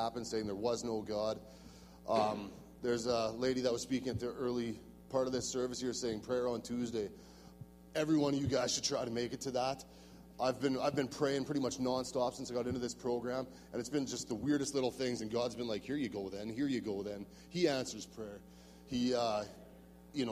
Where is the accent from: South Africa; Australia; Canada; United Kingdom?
Canada; Saskatchewan; I'm from Saskatchewan, southwest corner.